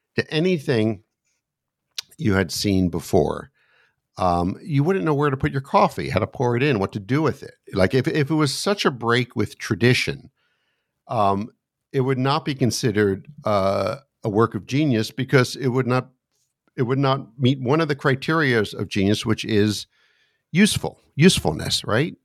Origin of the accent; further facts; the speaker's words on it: United States; also born or lived in suburb of Washington, D.C.; as an American sitting here looking out my window in the suburb of Washington, D C